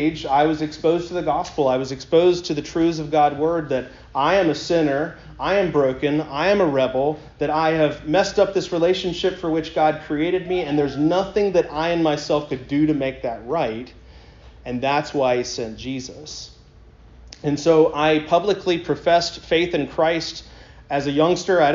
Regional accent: Columbia, South Carolina, United States; I grew up in Columbia, South Carolina

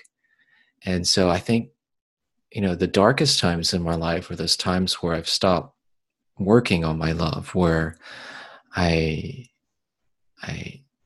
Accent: the South, United States; growing up in the South

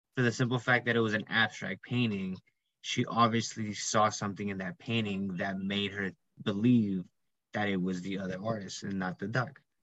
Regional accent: New York, United States; I'm an IT major um, from New York

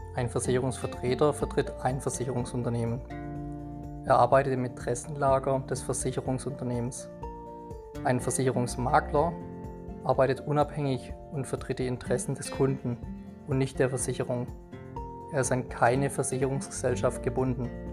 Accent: Kreuzheim, Germany; Als gebürtiger Kreuzheimer

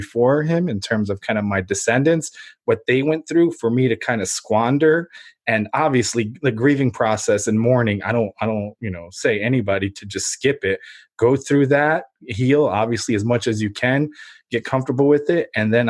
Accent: Ukraine; moved away; And then I remember like what my grandfather told me, that obviously I'm an immigrant from Ukraine. We came over.

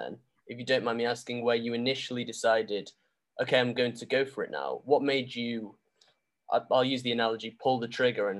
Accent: Manchester, North West England, United Kingdom; I'm from Manchester, which is, you know, four hour drive.

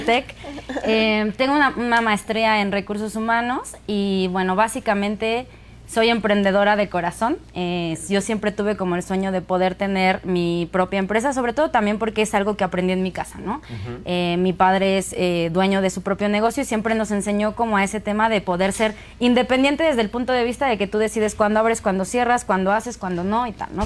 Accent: Pachuca, Hidalgo, Mexico; soy de Pachuca

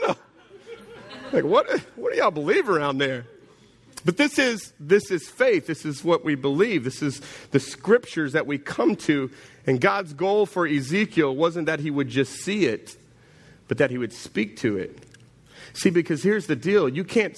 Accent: Jennings, United States; I'm from Jennings

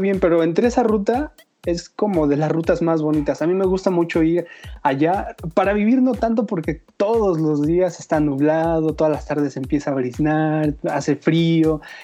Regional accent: Zacatlán, Puebla, Mexico; yo nací en Puebla, entonces nací en un pueblo mágico que se llama Zacatlán de las Manzanas

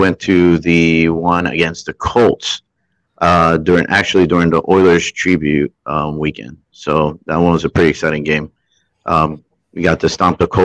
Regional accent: Puerto Rico; I used to be in the U.S. Army, and I'm from Puerto Rico

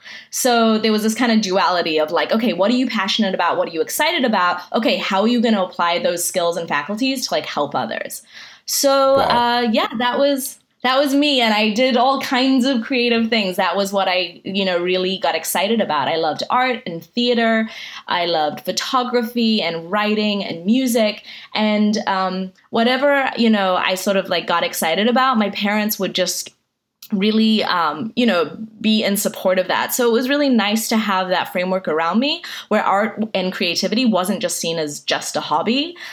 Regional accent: New Zealand; accent: mixed; half Iranian and half Armenian, but pretty much spent most of my life in New Zealand. So that's why my accent is this like strange conglomerate of all these different accents.

